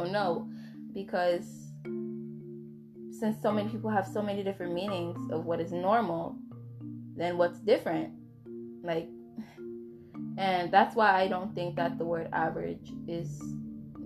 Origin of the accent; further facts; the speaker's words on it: United States; I'm American